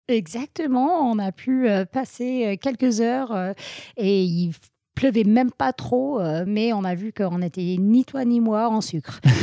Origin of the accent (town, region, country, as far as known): Vermont, United States; born or raised there; French is a second language; moved away as an adult; also born or lived in Grenoble, France; now in France